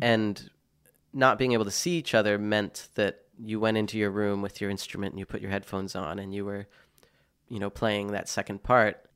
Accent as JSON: {"language": "English", "region": "Pennsylvania", "country": "United States", "also_born_or_lived": "Boston, Massachusetts / United Kingdom", "moved": "yes", "said": "I'm from Pennsylvania originally, having lived here f, in Boston for twelve years, now spending time in the U K"}